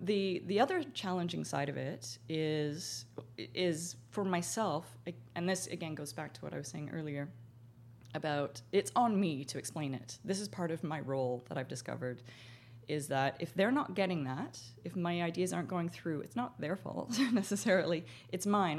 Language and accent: English; Canada; being Canadian